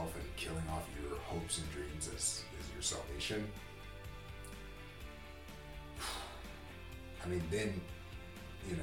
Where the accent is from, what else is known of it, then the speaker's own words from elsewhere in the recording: United States; as American Christians